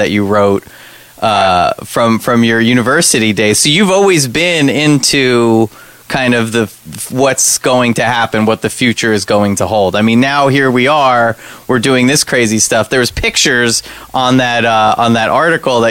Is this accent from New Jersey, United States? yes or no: yes; Highlands, New Jersey, United States; I'm from Highland